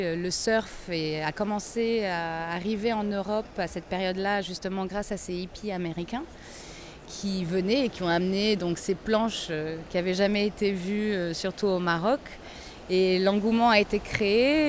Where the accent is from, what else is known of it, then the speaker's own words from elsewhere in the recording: Lisbon, Portugal; first language French and Portuguese; moved away as an adult; now in Agadir, Morocco; Je suis née à Lisbonne, au Portugal.